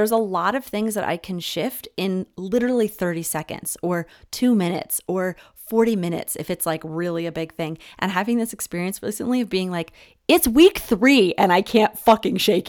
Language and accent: English; Philadelphia, Pennsylvania, United States; I was born in Center City, Philadelphia